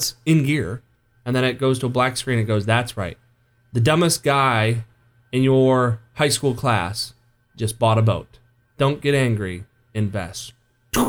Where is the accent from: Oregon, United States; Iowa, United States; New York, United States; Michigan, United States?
Michigan, United States; just outside of East Lansing; I grew up just outside of East Lansing, grew up a Michigan fan